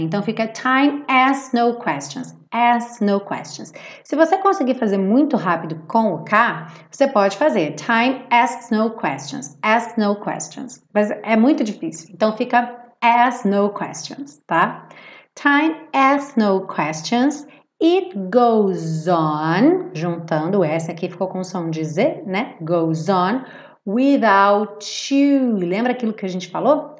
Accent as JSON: {"language": "Portuguese", "region": "Rio de Janeiro", "country": "Brazil", "accent": "carioca", "said": "quem fala como eu carioca"}